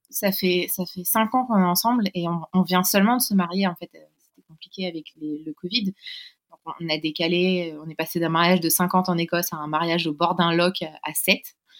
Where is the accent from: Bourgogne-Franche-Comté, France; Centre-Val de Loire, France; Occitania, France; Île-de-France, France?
Île-de-France, France; Paris; also born or lived in London; on est originaire de Paris